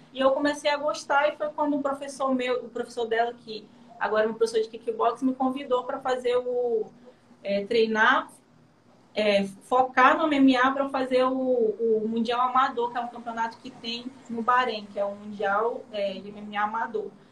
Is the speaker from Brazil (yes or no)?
yes; interior of Amazonas, Brazil; moved away as an adult; also born or lived in Manaus; eu sou do interior de Manaus, eu fui para Manaus fazer faculdade